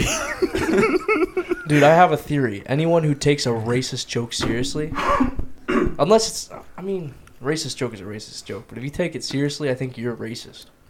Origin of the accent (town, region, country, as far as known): Ontario, Canada